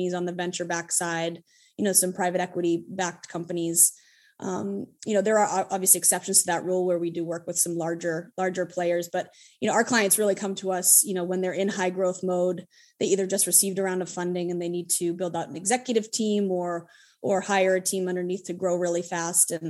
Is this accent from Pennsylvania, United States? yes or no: no; Hudson, Massachusetts, United States; I'm a born and raised Massachusetts native. I grew up in a little town called Hudson, Massachusetts